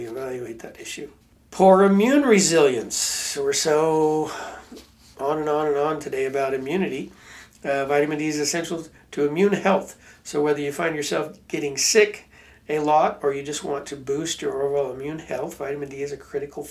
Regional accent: Pacific Northwest, United States; I grew up in Pacific Northwest in Washington and Oregon on the West Coast

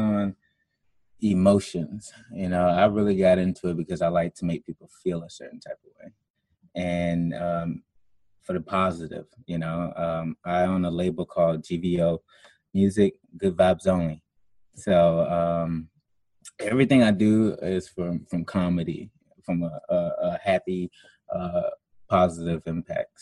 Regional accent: South Carolina, United States; I'm from South Carolina

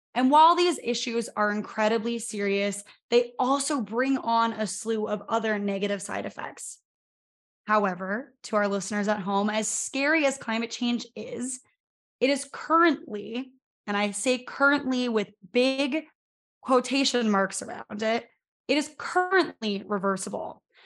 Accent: Pennsylvania, United States; I'm from Pennsylvania

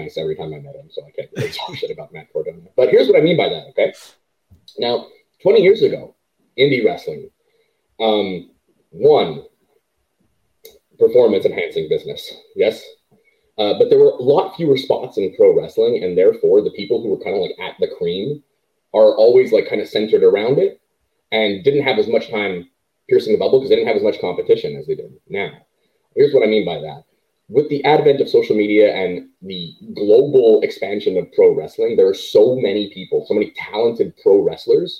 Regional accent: Canada; as a Canadian

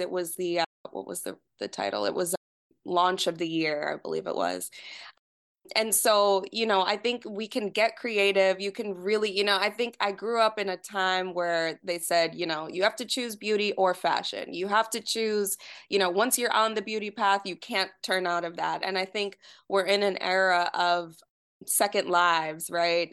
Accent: New York, United States; moved away as an adult; now in Detroit, United States; growing up in New York

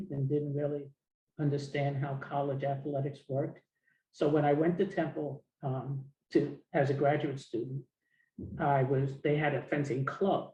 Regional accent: New York City, New York, United States; a young girl growing up in Harlem

